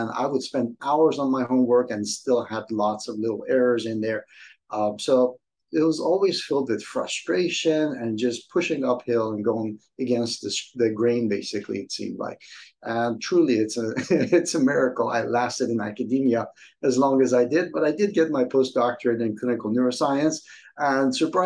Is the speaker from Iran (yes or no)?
yes; Iran; moved away; my childhood growing up in Iran